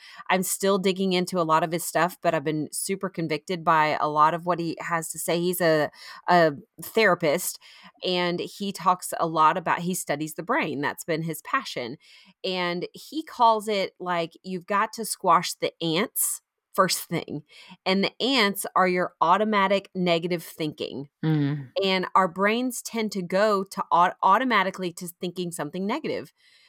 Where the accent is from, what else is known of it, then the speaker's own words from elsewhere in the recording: Florida, United States; now in South Carolina, United States; I grew up in Florida and so I know that helps a lot.